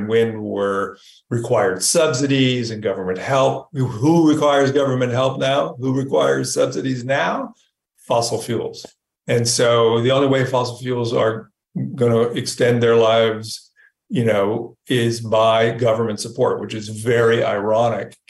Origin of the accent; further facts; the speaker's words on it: California, United States; I grew up in California.